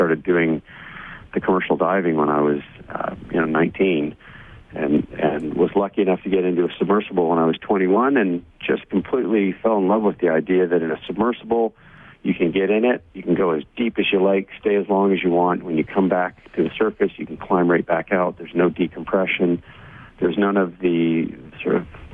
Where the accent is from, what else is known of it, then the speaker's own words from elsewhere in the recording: Ottawa, Ontario, Canada; also born or lived in Barbados; I grew up in Ottawa